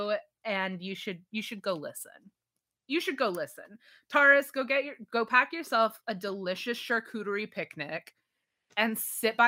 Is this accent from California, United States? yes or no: no; Texas, United States; We grew up in Texas